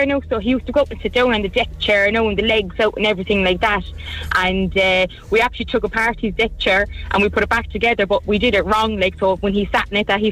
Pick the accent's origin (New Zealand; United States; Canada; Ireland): Ireland; Cork, Munster